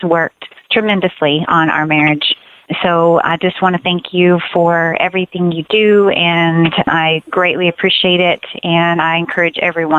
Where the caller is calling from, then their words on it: Texas, United States; Hi, Randy. And … I'm from Texas, and I listen to your show all the time